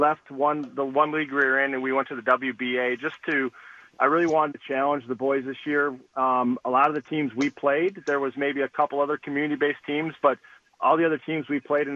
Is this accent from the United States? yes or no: yes; Green Bay, Wisconsin, United States; moved away as an adult; now in Muskego, United States; I am from Green Bay, the Green Bay area. I went to Ashwaubenon High School.